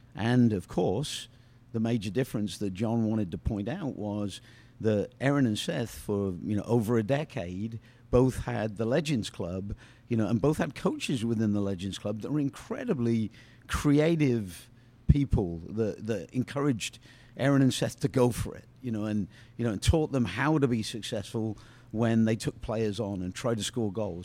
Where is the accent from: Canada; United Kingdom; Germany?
United Kingdom; moved away; I'm British